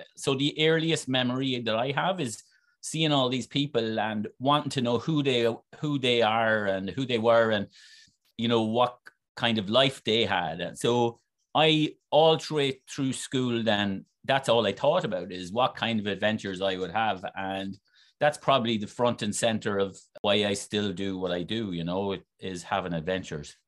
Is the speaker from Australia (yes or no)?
no; Wexford, Leinster, Ireland; accent: Wexford; now in United States; I'm essentially an American with a with a Wexford accent